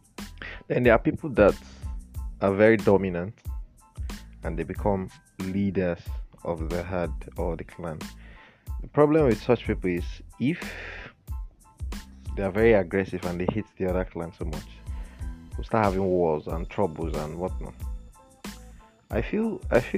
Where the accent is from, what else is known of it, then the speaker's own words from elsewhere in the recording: Nigeria; in Nigeria here